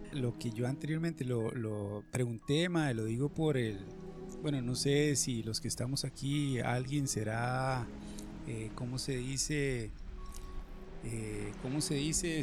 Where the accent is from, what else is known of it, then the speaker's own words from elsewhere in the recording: San José, Costa Rica; yo, que soy de San José